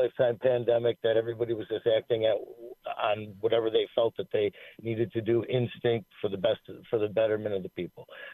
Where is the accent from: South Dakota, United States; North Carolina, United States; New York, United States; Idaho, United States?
New York, United States; Buffalo; We're from Lovejoy.